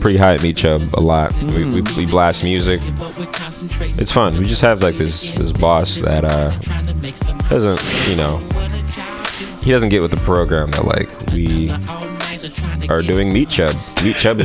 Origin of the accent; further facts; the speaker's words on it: San Francisco, California, United States; It's a whole array of kids that are mostly Asian, so it's just like growing up in San Francisco